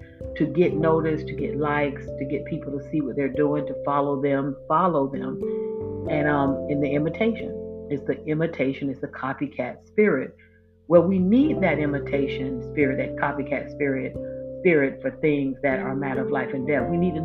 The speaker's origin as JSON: {"language": "English", "area": "Volusia County", "region": "Florida", "country": "United States", "said": "my home state and in my home county, Volusia County, Florida"}